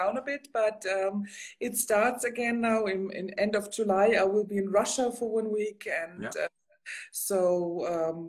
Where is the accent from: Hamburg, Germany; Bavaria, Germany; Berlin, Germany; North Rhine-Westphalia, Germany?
Bavaria, Germany; I'm from Bavaria.